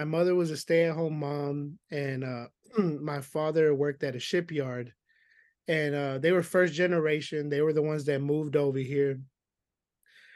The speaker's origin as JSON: {"language": "English", "town": "Houston", "region": "Texas", "country": "United States", "tie": "born or raised there", "said": "I'm from Houston, Texas, specifically the East Side"}